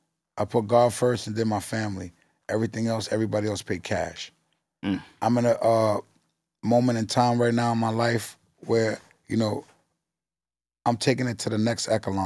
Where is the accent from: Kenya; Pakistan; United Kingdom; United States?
United States; New York City, New York; I'm from Forest Projects